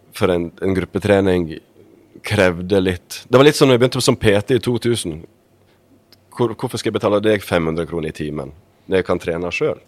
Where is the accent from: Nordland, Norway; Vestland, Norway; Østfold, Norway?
Vestland, Norway; Sogndal; moved away as an adult; also born or lived in Bergen; Jeg kommer opprinnelig fra Sogndal